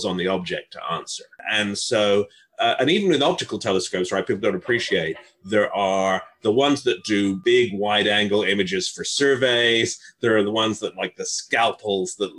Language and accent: English; Northern England, United Kingdom; moved away; walking home from school in Northern England. I grew up mostly in England